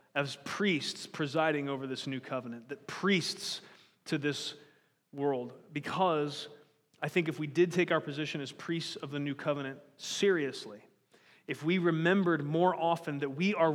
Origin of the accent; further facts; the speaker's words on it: United States; born as an American